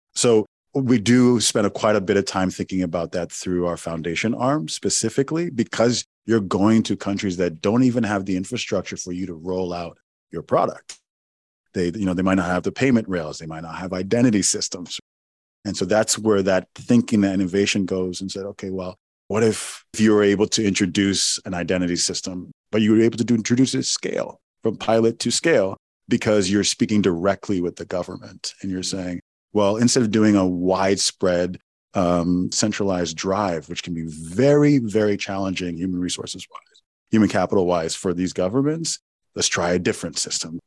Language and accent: English; Owerri, Imo, Nigeria; my hometown in Owerri, Nigeria